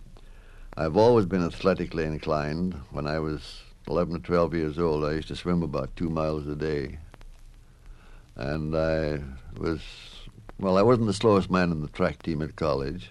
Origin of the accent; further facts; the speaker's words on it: Scotland, United Kingdom; moved away; I was raised in Scotland